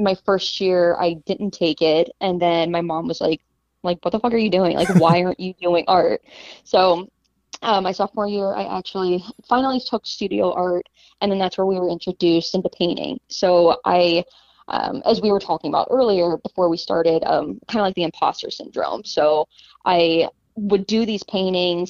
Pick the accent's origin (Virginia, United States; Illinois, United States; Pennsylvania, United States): Pennsylvania, United States; Pittsburgh; now in Seattle, United States; I'm originally from Pittsburgh